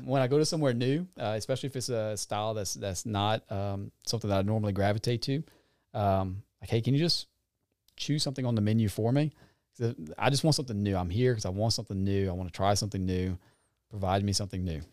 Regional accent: Franklin, Louisiana, United States; was from the Franklin area.

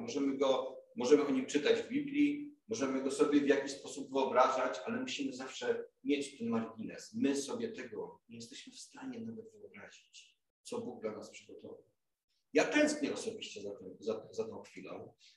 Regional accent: Głogów, Lower Silesian Voivodeship, Poland; moved away as an adult; now in Kraków, Poland; w Głogowie, gdzie już tyle lat mieszkałem, gdzie się wychowałem

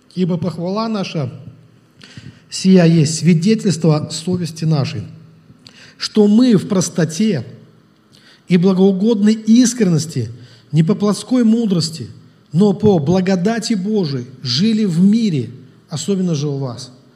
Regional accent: Russia; Я тоже из России, из Совка

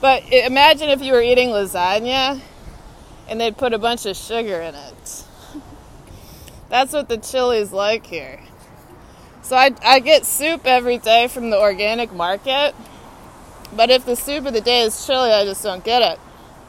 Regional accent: Texas, United States; now in Washington, D.C., United States; I'm from Texas. … I'm a Longhorn.

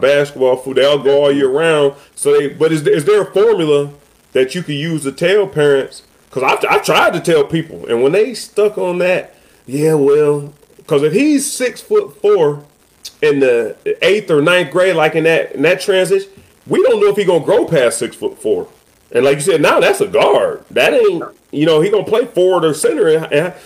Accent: Cleveland, Ohio, United States; moved away; I'm from the Midwest and I grew up Big Ten

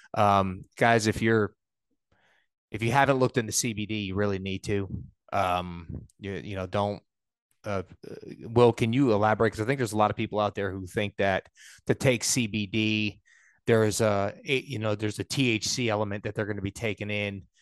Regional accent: New York, United States; i was raised in New York

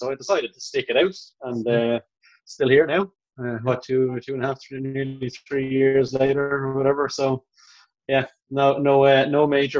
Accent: Dublin, Leinster, Ireland; also born or lived in Manchester; And I started school in Dublin then. So my mom always talked about how quickly we lost our accents when we came over from Manchester, you know, like...

